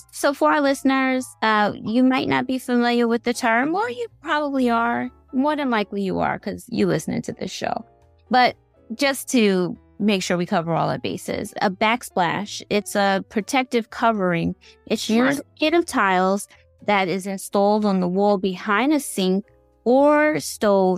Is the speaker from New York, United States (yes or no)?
yes; New York City, New York, United States; born or raised there